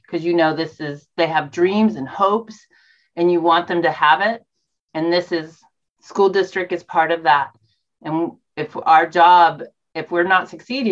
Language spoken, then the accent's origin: English; the South, United States; now in Eugene, United States; I was raised in the South